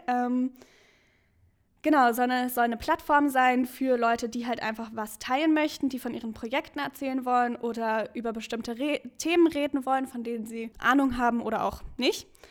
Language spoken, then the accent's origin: German; Berlin, Germany; also born or lived in Halle; ich komme aus Berlin